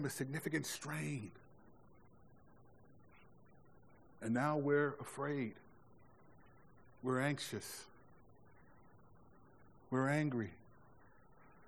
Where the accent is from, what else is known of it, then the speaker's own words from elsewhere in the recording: United States; This is my country